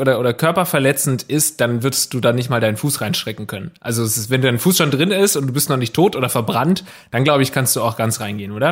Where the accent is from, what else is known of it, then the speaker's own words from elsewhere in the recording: Southern Germany, Germany; now in Hamburg, Germany; ich komme aus Süddeutschland